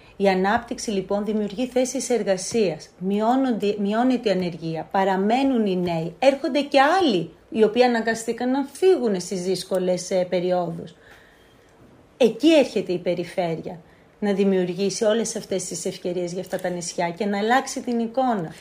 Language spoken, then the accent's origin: Greek; Lemnos, North Aegean, Greece; τον τόπο μου